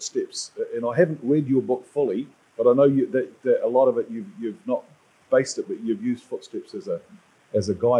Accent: Dunedin, Otago, New Zealand; I was born and bred in Dunedin, which is one of our most southern cities in New Zealand.

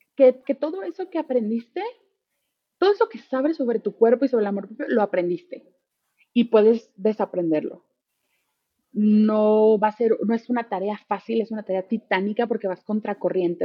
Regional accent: Mexico; soy mexicana

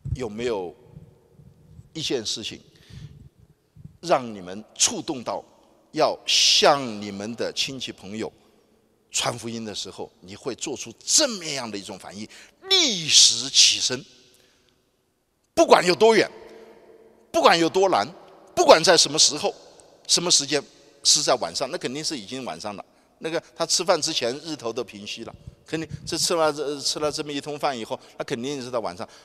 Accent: Nanjing, Jiangsu, China; 我从小在南京出生长大

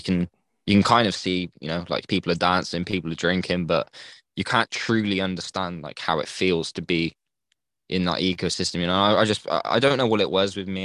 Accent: England, United Kingdom; I'm from England.

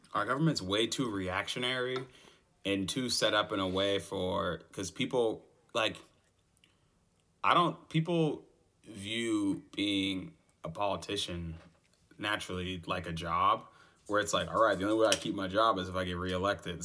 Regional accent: United States; I'm an American

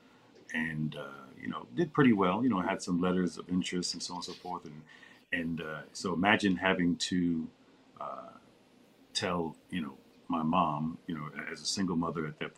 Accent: New York, United States; being a New Yorker

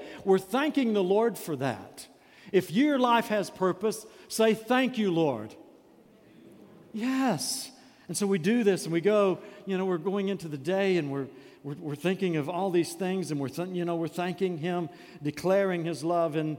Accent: United States; As American Christians

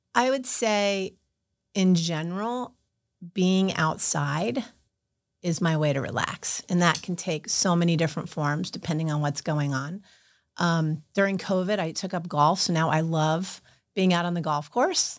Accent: Lighthouse Point, Florida, United States; also born or lived in York, Pennsylvania / Miami, Florida; my hometown of Lighthouse Point hired me

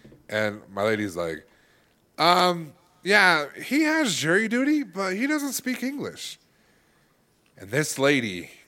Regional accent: California, United States; Yeah, I'm from California.

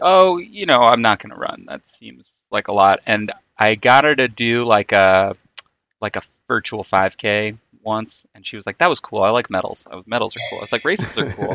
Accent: New York City, New York, United States; I grew up in Queens

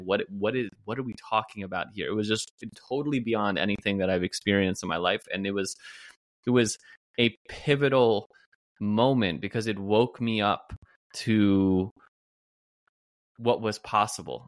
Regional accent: New Jersey, United States; moved away as an adult; also born or lived in Pennsylvania / Carlsbad, California; I'm from New Jersey

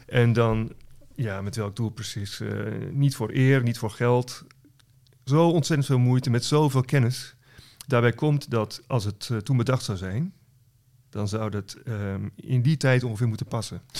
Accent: West Friesland, North Holland, Netherlands; Ik kom zelf uit West-Friesland, wat in Noord-Holland is

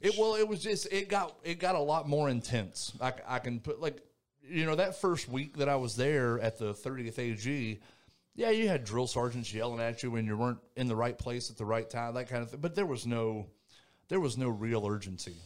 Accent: Thomasville, North Carolina, United States; moved away as an adult; I was born and raised in North Carolina, uh, little place called Thomasville, North Carolina.

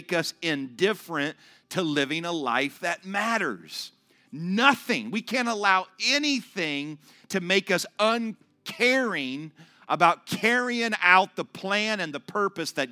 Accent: Ohio, United States; moved away as an adult; I am from Ohio

